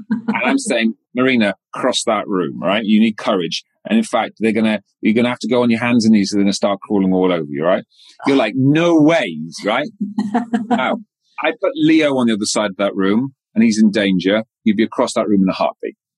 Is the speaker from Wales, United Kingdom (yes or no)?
yes; west Wales, United Kingdom; moved away as an adult; I'm a Welsh boy that came out of very rural, darkest, westest Wales.